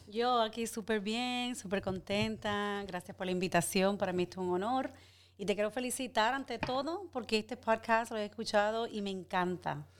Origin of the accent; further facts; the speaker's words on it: Santo Domingo, Distrito Nacional, Dominican Republic; moved away as an adult; also born or lived in Guttenberg, New Jersey, United States; es de Santo Domingo, República Dominicana. Eh, yo nací, me crié en el INVI, que queda en los kilómetros